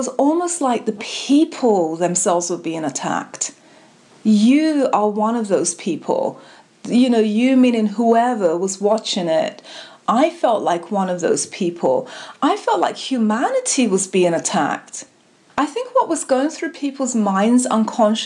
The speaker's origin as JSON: {"language": "English", "region": "London", "country": "United Kingdom", "moved": "yes", "lives_now": "United States", "said": "I'm from London and my family from the Caribbean. Now I live here."}